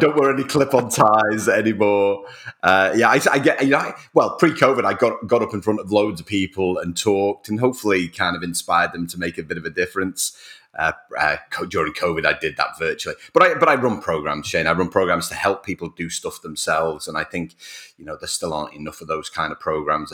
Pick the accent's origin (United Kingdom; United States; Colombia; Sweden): United Kingdom; Rainhill, North West England; also born or lived in Whiston; I was born in Wiston Hospital. Wiston is a suburb of Liverpool. It's east of Liverpool. It's about 8 miles away. And I grew up in a little village called Rain Hill.